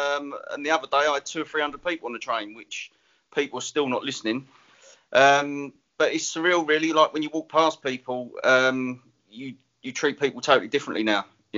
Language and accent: English; Enfield, London, United Kingdom; Well, you're northern to me, aren't you? I'm from Enfield.